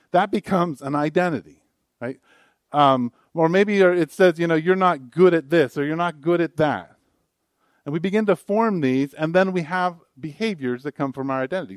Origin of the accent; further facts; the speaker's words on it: United States; an American. I was born in America